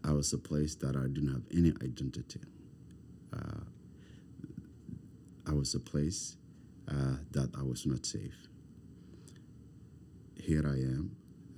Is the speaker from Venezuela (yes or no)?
no; Somalia; English is a second language; moved away as an adult; also born or lived in refugee camp; now in Halifax, Canada; I come from Somalia. I come from Africa.